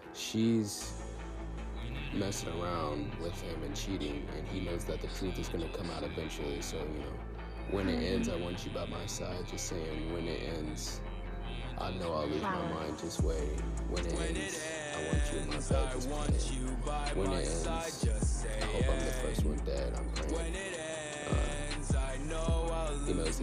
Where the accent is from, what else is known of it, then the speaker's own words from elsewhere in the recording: Cleburne, Texas, United States; I'm 17, I'm from Cleburne, Texas